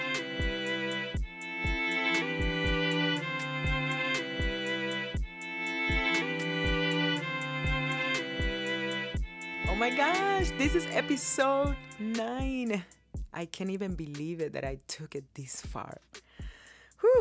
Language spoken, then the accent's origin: English; Cuba; now in United States; my life growing up in Cuba and how I came to live here in America